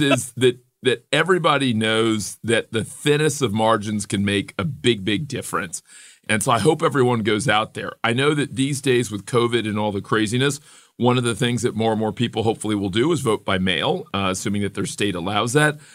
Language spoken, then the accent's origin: English; Miami, Florida, United States; a young black kid growing up in Miami in the seventies and eighties